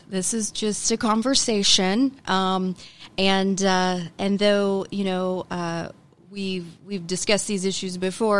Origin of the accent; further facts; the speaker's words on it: Tulsa, Oklahoma, United States; also born or lived in Los Angeles, California; I am a Tulsa native, grew up, raised by my grandparents. Booker T. Washington graduate